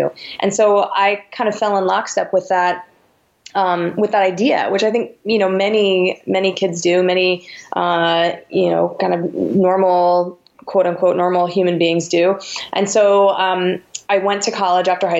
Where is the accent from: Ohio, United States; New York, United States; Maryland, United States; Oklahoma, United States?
New York, United States; Westchester; I grew up in New York, in the burbs, right outside the city, 20 minutes outside of Manhattan